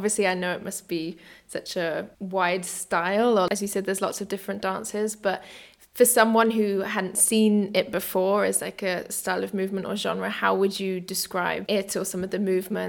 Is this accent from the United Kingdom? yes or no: yes; United Kingdom; moved away as an adult; now in Berlin, Germany; I'm a British-born dance writer and critic, and I've been based in Berlin, Germany since 2018.